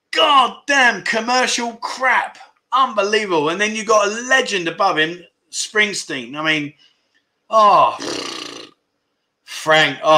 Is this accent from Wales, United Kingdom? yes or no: yes; Wales, United Kingdom; I'm from South Wales.